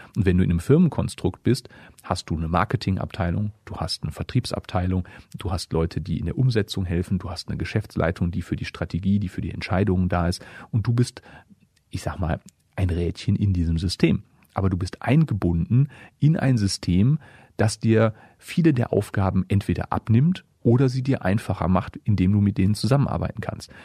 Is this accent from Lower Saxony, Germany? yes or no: no; Essen, North Rhine-Westphalia, Germany; moved away as an adult; also born or lived in Dortmund; now in Hameln, Germany; Ich komme ja gebürtig aus Essen